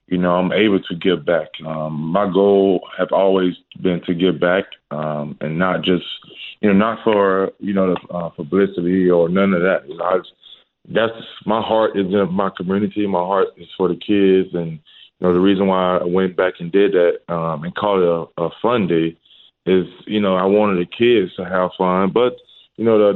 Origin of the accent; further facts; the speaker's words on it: Starkville, Mississippi, United States; moved away; go back to my hometown, go back to Starkville, where I played ball